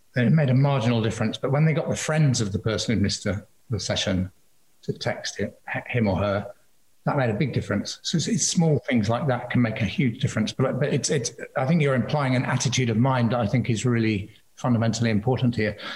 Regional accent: Liverpool, North West England, United Kingdom; moved away; my hometown of Liverpool

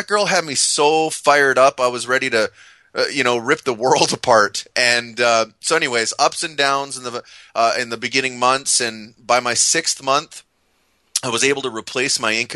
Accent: Canada; I'm Canadian

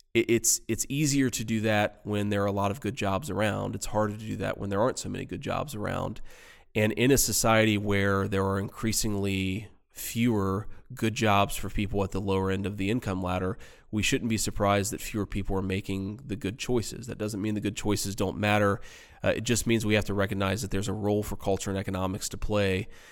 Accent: Middletown, Ohio, United States; my hometown, Middletown, Ohio

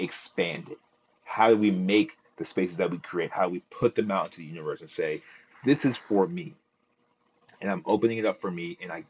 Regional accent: Philadelphia, Pennsylvania, United States; here in Philly, the only per like we had in my year, in my graduating year 2020, it was me and another young man that got into Morehouse

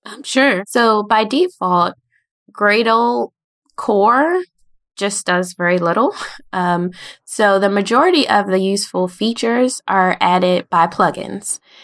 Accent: United States; I'm from the United States in, near the capital, Washington, D C, um, and pretty much been around here my whole life

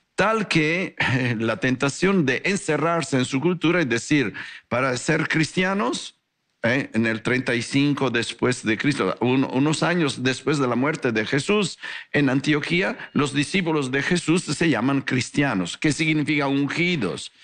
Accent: Italy; Spanish is a second language; moved away as an adult; also born or lived in Guadalajara, Mexico; now in North Hollywood, United States; un italiano con corazón tapatío

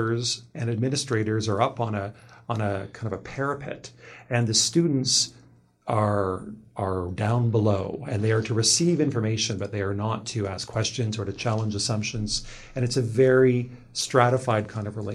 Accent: Toronto, Ontario, Canada; having been born and raised in Agincourt.

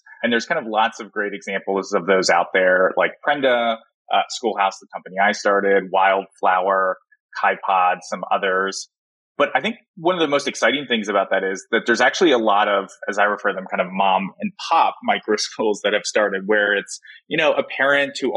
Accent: Philadelphia suburbs, Pennsylvania, United States; I grew up in the Philadelphia suburbs

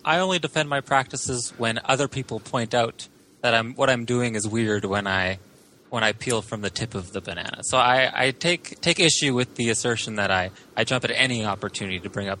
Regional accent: Canada; we're Canadian lawyers.

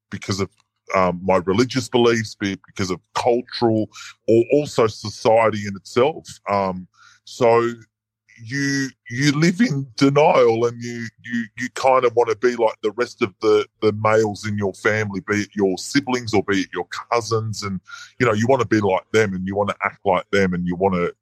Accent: Sydney, New South Wales, Australia; born and bred in Sydney

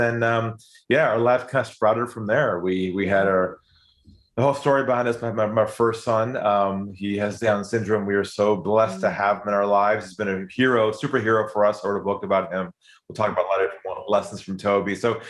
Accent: San Diego, California, United States; moved away as an adult; also born or lived in Los Angeles; now in Sydney, Australia; I'm originally from San Diego, and I now live in Sydney, Australia. So, you know, the accent hasn't changed. I've been here for 20 years, actually.

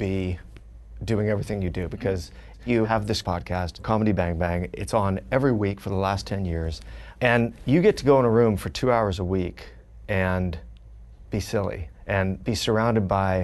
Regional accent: Orange County, California, United States; also born or lived in Fullerton; now in Los Angeles, United States; I grew up in Orange County

